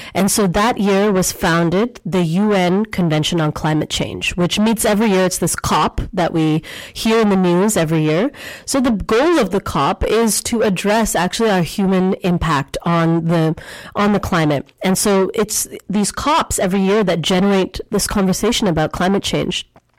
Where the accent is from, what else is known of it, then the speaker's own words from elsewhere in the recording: India; born there; I was born in India also.